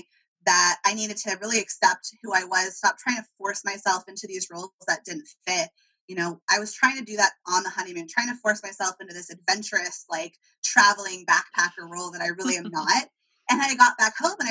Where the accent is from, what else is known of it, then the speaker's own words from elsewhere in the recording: California, United States; I'm from California